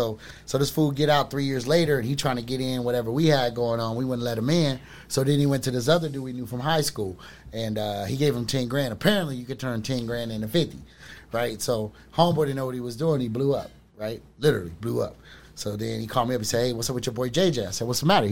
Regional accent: Memphis, Tennessee, United States; moved away; also born or lived in Pasadena, California; we moved from Memphis to L.A.

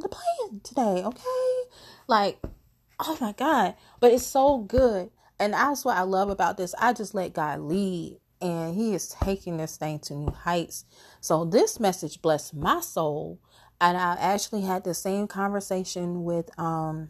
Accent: Chicago, Illinois, United States; I am from Chicago

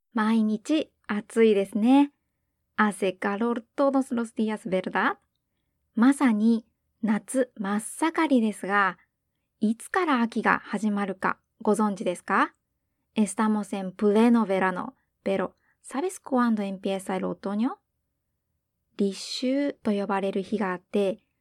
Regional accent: Hiroshima, Japan; 広島人としては

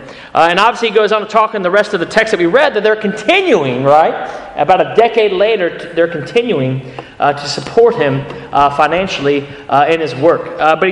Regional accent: Ohio, United States; moved away as an adult; now in United Kingdom; I grew up in Ohio

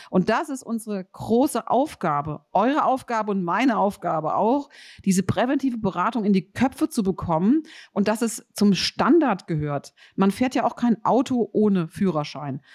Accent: Rhenish Hesse, Rhineland-Palatinate, Germany; ich komme aus Rheinhessen

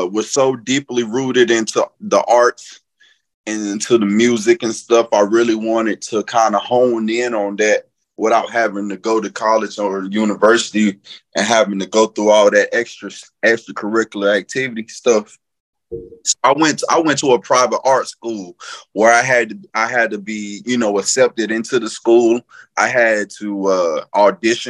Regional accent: North Carolina, United States; moved away; I'm originally from North Carolina. Lived all over. You can just probably pretty much say the state is my home.

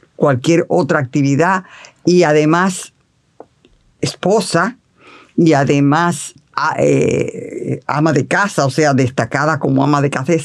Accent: Santiago de los Caballeros, Santiago, Dominican Republic; moved away as an adult; now in Santo Domingo, Dominican Republic; estaba en Santiago porque yo soy de Santiago

